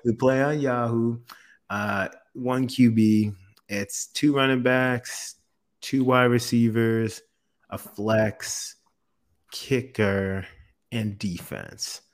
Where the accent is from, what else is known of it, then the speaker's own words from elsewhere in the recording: South Florida, United States; also born or lived in Orlando, Florida; I've been born and raised in Florida. So I'm from South Florida.